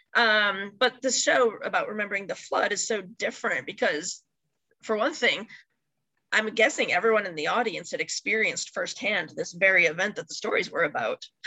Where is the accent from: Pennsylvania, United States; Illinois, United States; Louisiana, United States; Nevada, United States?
Illinois, United States; Chicago; now in Michigan, United States; I grew up in the Chicago area